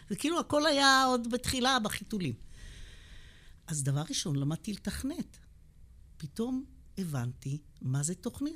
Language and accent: Hebrew; Beersheba, Southern District, Israel; also born or lived in United States; אני נולדתי בבאר שבע. גדלתי בבאר שבע, בדרום